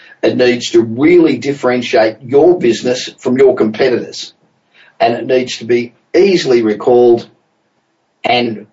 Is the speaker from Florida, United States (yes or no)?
no; Los Angeles, California, United States; Coming from you this week from my hometown of Los Angeles